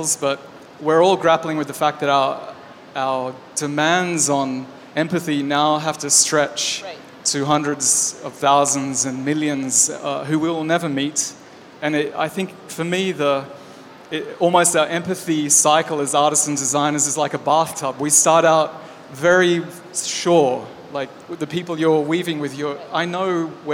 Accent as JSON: {"language": "English", "country": "Australia", "said": "I'm Australian"}